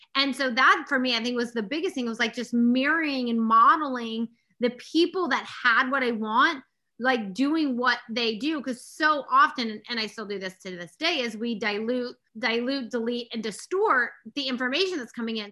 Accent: Austin, Texas, United States; I grew up in Austin, Texas

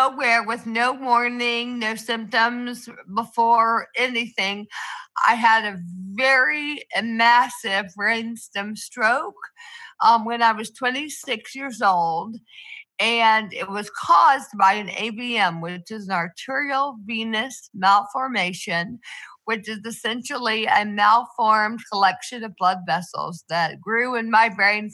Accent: Athens, Georgia, United States; moved away as an adult; now in Atlanta, United States; I was born in Athens, Georgia, where I lived my entire life until college

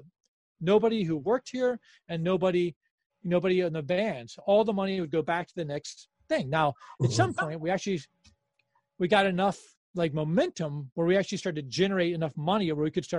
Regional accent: Washington, District of Columbia, United States; We're from Washington, D.C.

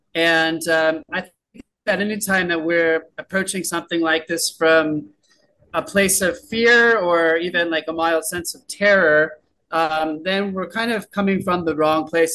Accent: San Diego, California, United States; moved away as an adult; I'm from San Diego, California, which is a very nice place

